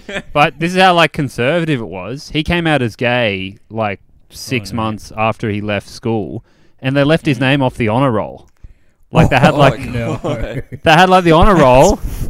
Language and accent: English; Ebenezer, New South Wales, Australia; I grew up in a place called Ebenezer, but you probably never heard of it. It's all the way out Western Sydney.